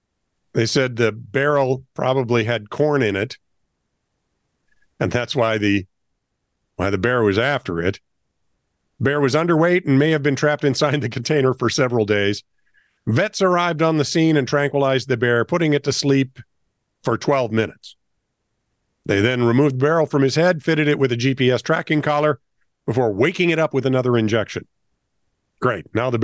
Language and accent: English; Fort Riley, Kansas, United States; born there; I was born in Kansas, and there were twisters going around Fort Riley at the time.